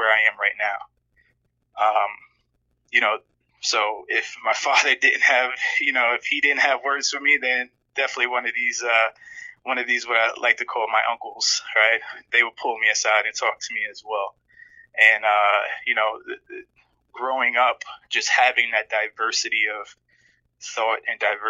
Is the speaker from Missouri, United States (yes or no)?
no; New York City, New York, United States; also born or lived in Camden, New Jersey; we eventually moved to New York, where we settled down in Queens.